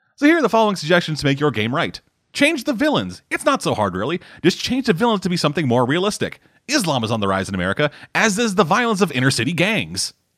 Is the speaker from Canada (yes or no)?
yes; Canada; I'm Canadian.